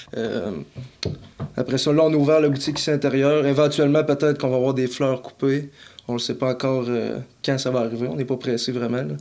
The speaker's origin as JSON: {"language": "French", "town": "Saint-Eustache", "region": "Quebec", "country": "Canada", "tie": "born or raised there", "said": "je suis né à Saint-Eustache, proche de Montréal"}